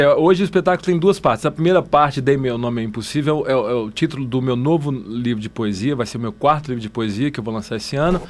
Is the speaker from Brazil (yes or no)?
yes; Minas Gerais, Brazil; moved away as an adult; now in São Paulo, Brazil; eu sou mineiro